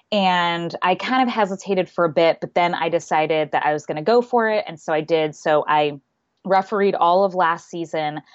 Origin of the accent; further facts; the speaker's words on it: Southwest, United States; also born or lived in Seattle; And I grew up in the Southwest and it's much, much earlier down there.